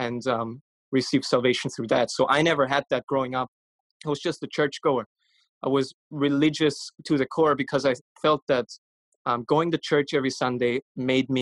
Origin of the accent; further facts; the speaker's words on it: Vienna, Austria; I'm from Vienna, Austria. I was born and raised there.